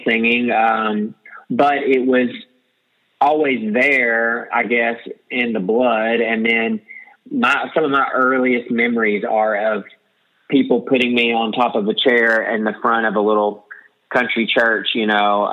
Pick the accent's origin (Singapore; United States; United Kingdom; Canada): United States; Beebe, Arkansas; moved away as an adult; also born or lived in Little Rock, Arkansas; now in Nashville, United States; from a small town in Arkansas called BB, and I grew up there